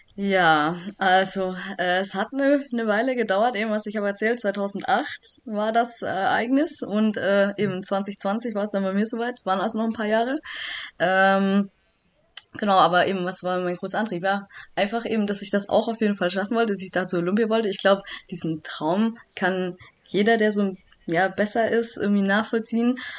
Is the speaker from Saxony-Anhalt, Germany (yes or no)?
no; Backnang, Baden-Württemberg, Germany; now in Sindelfingen, Germany; komme aus Backnang, das ist auch immer noch mein Heimatverein